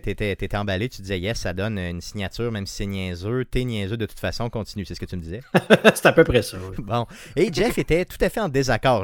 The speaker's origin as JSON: {"language": "French", "town": "Quebec City", "region": "Quebec", "country": "Canada", "said": "Tu viens de Beauport, comme moi."}